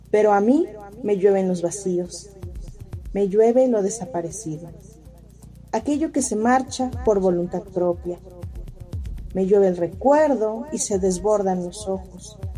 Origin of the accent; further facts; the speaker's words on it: Cuernavaca, Morelos, Mexico; Soy originaria de Cuernavaca, Morelos, y tengo 27 años.